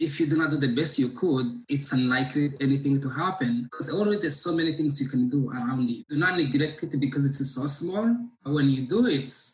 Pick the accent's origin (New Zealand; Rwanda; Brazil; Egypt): Rwanda; I'm from Rwanda